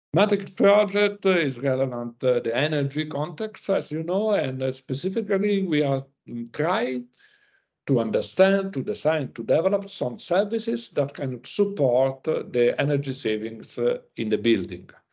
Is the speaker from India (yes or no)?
no; Italy; I came from Italy